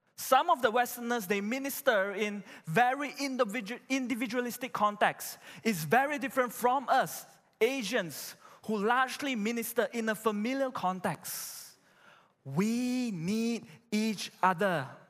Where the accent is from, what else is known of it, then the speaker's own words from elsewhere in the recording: Malaysia; I'm a Malaysian